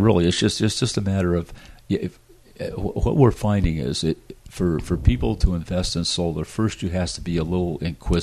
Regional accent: United States; being an American

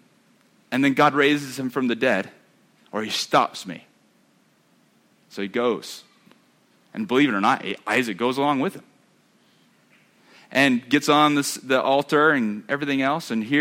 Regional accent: United States; I'm American

